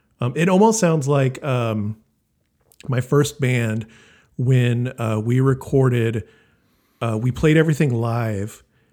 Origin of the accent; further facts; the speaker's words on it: Wisconsin, United States; I'm actually from Wisconsin.